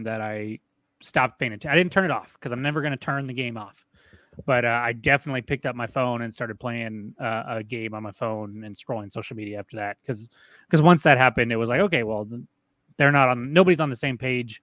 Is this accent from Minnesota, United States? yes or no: no; New Mexico, United States; we're from New Mexico